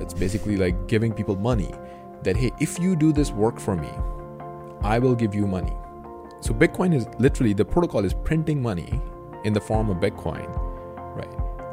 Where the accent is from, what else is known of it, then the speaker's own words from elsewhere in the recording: Pakistan; now in United States; I grew up in Pakistan